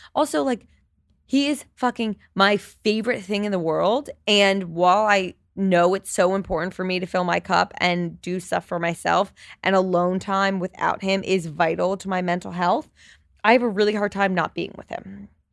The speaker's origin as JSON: {"language": "English", "region": "New Jersey", "country": "United States", "tie": "born or raised there", "moved": "as an adult", "lives_now": "New York City, United States", "said": "I grew up in Jersey, but I've been in New York for the past ten years."}